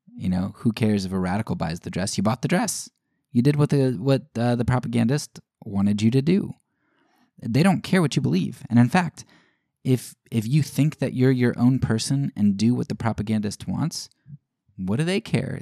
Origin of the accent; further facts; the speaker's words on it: United States; as an American citizen, uh, as a white middle class citizen